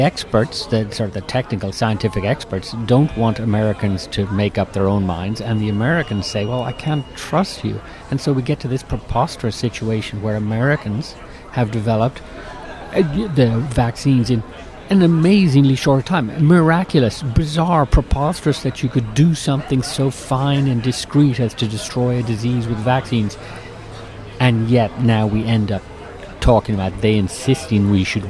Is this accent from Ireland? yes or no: yes; Eastern Ireland, Ireland; moved away as an adult; now in United States; I'm from Eastern Ireland, and I grew up within range of BBC